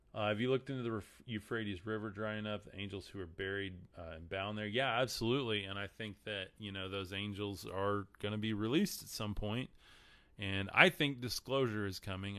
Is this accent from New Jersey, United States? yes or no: no; Texas, United States; I'm from Texas. Sorry, my accent screws up a lot of these, a lot of these words.